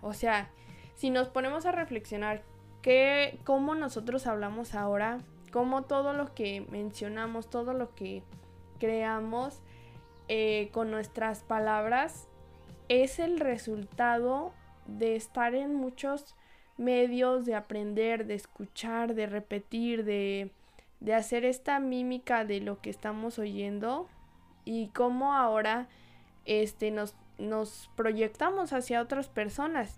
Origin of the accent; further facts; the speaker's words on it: Guadalajara, Jalisco, Mexico; desde mi tierra natal, Guadalajara, Jalisco